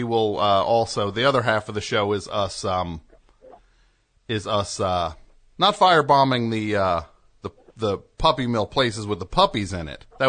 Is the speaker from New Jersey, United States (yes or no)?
yes; New Jersey, United States; I'm from New Jersey